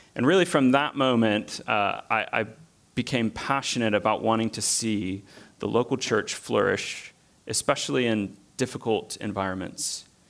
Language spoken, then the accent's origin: English; American South, United States; moved away as an adult; also born or lived in Bolivia; I'm from the American South where, a bit like Scotland, there's at least a church building on most corners of most cities